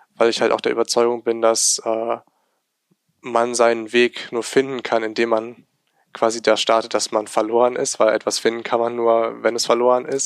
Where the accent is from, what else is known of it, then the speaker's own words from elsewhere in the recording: Remscheid, North Rhine-Westphalia, Germany; ich bin halt hier geboren und aufgewachsen in Remscheid